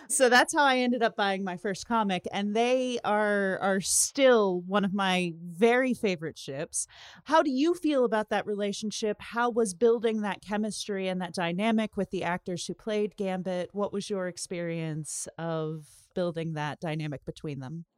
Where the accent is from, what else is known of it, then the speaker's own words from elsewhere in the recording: Richmond, Virginia, United States; I grew up in Richmond, Virginia, and was watching this show from there